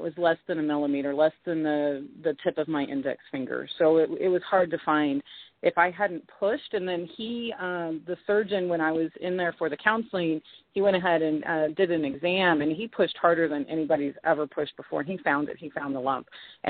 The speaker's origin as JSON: {"language": "English", "region": "Texas", "country": "United States", "moved": "yes", "said": "I've lived here since 2007. I came from Texas, and I can tell you that if I never have to go back to Texas again, I'll be just fine."}